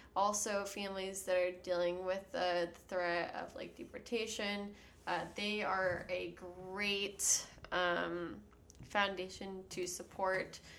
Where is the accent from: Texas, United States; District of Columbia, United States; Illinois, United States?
Texas, United States; San Antonio; also born or lived in Austin, Texas / Houston, Texas; now in California, United States; I am from San Antonio